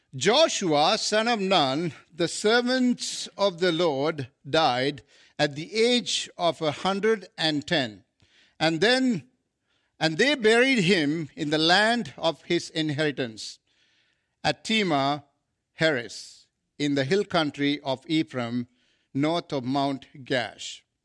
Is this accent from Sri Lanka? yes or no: yes; Sri Lanka; moved away as an adult; now in Canada; I come from Asia, South Asia.